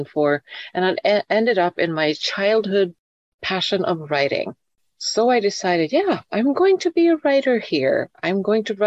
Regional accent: Sweden; moved away as an adult; my home country of Sweden

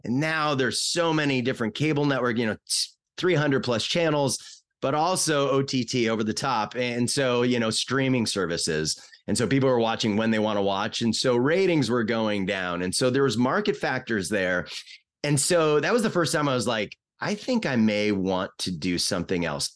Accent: Bellevue, Washington, United States; moved away as an adult; also born or lived in Seattle / Boise / Miami / Boston; we grew up in Bellevue in this place called Bridal Trails

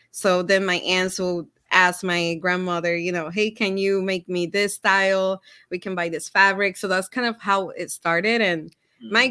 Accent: Puerto Rico; moved away as an adult; now in Minnesota, United States

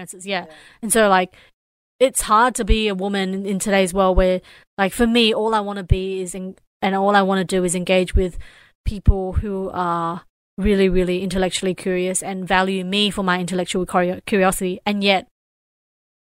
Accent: Australia; growing up in Australia

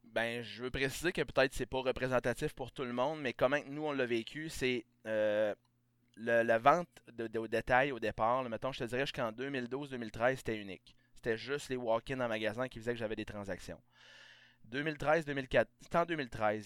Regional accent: Beauce, Quebec, Canada; moved away as an adult; also born or lived in Saguenay / Estrie; je viens de la Beauce.

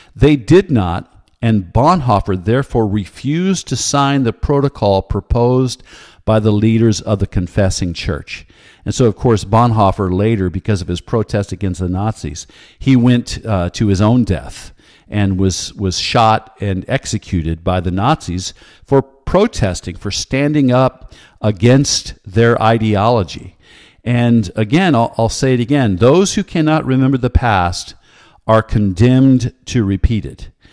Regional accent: United States; I am an American patriot

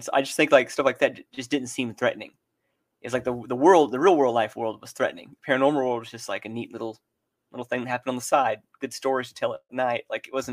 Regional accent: Texas, United States; Texas. I grew up about an hour and a half north of Dallas

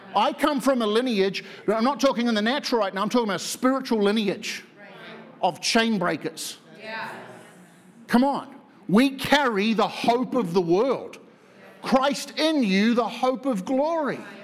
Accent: New Zealand; moved away as an adult; I'm from New Zealand

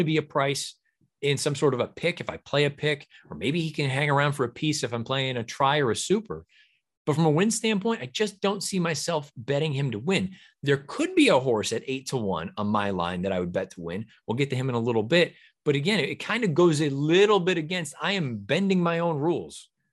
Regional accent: Massachusetts, United States; growing up in New England, uh, Massachusetts specifically

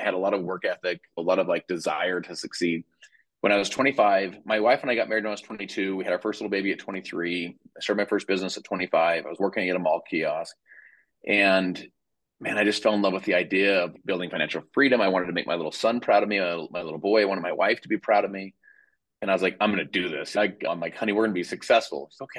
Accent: Salt Lake City, Utah, United States; But I'm from Salt Lake City, Utah.

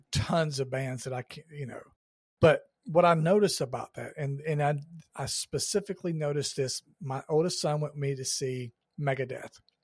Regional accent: Georgia, United States; I grew up in Georgia

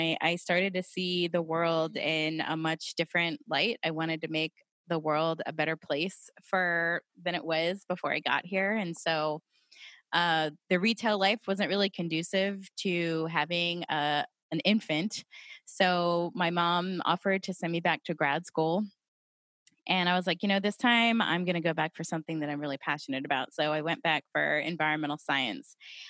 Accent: Santa Fe, New Mexico, United States; born there; I was born in Santa Fe. That's where my mom and dad adopted me, but the rest of my birth family is in Albuquerque.

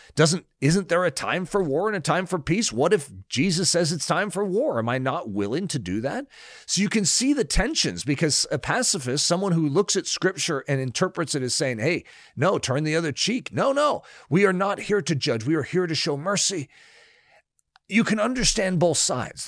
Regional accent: United States

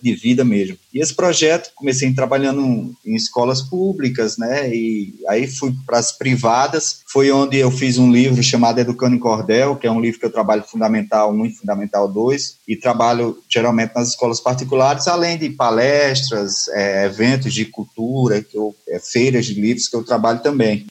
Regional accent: Patos, Paraíba, Brazil; moved away; eu sou de, de Patos, na Paraíba, como eu disse, já moro há um tempo aqui

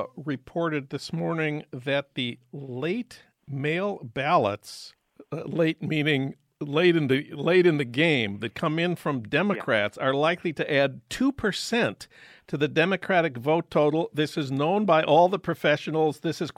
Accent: St. Paul, Minnesota, United States; moved away; my hometown of St. Paul

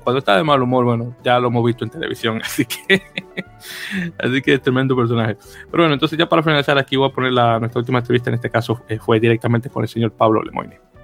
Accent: Santo Domingo, Dominican Republic; now in United States; yo soy, yo soy de Santo Domingo, República Dominicana

